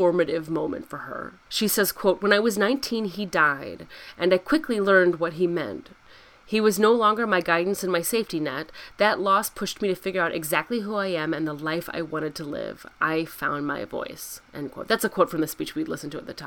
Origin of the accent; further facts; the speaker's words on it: Midwest, United States; as a Midwestern girl